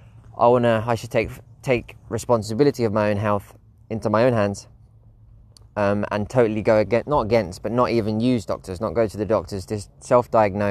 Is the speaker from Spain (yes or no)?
yes; Spain; my local doctor in Spain, in my hometown